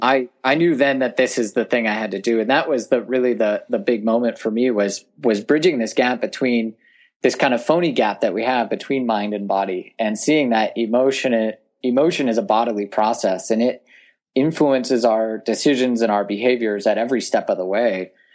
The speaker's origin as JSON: {"language": "English", "town": "Sonora", "region": "California", "country": "United States", "tie": "born or raised there", "said": "I grew up in Tuolumne County, which is a very rural part of Northern California"}